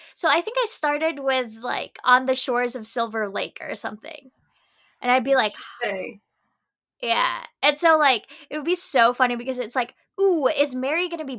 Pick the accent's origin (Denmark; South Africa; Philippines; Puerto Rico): Philippines; moved away; Like, I grew up in the Philippines, was raised in the Philippines, don't know a lot of Filipino.